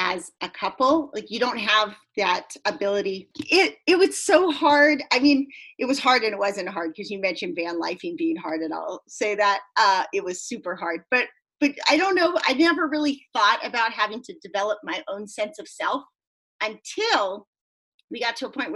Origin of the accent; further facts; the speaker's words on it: San Diego, California, United States; my hometown of San Diego